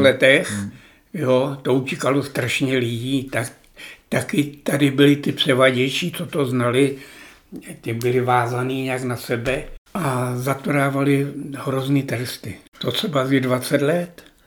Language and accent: Czech; Plzeň Region, Czechia; born or raised there; also born or lived in Obernkirchen, near Hanover, Germany